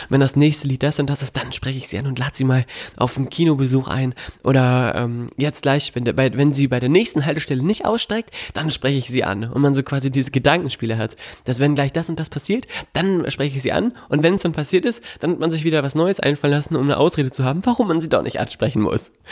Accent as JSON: {"language": "German", "town": "Melle", "region": "Lower Saxony", "country": "Germany", "tie": "born or raised there", "said": "Meine Heimatstadt Melle, da wo ich herkomme, da wo meine Eltern auch leben, ähm, hat mir nicht gereicht vielleicht."}